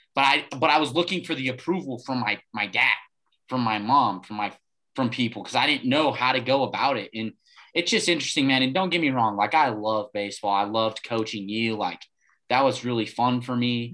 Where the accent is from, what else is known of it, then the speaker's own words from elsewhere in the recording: Farmington, New Mexico, United States; growing up in Farmington